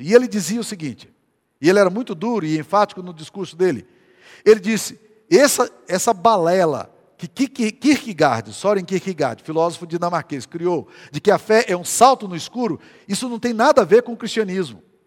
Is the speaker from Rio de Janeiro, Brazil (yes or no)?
no; Goiás, Brazil; para nós que somos goianos